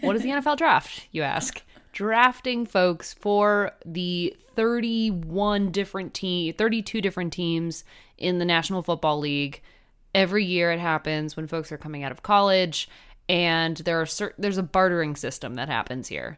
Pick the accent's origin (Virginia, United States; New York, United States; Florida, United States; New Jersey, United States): New Jersey, United States; I am from New Jersey